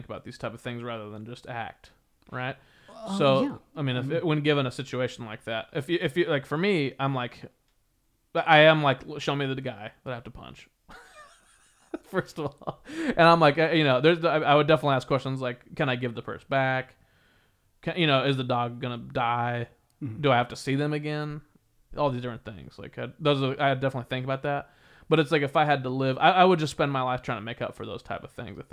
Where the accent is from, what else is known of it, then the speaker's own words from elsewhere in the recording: Kansas, United States; I'm from Kansas